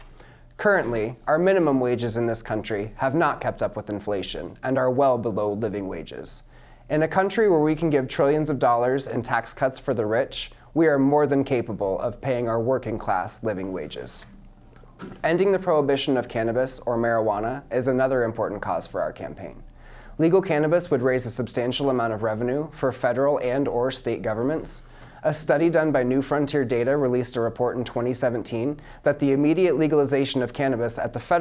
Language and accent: English; Mount Pleasant, Iowa, United States; I'm from Mount Pleasant, Iowa